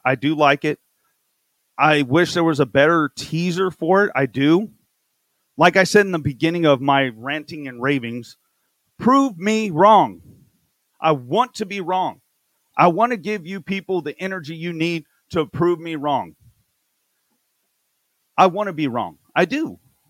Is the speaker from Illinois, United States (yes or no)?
no; Texas, United States; I know I'm from Texas.